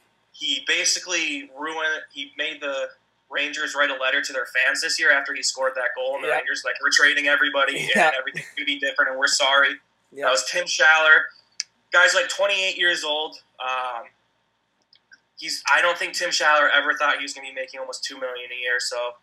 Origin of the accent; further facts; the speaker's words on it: Canada; It's going to be good to hate him again as a Canadian.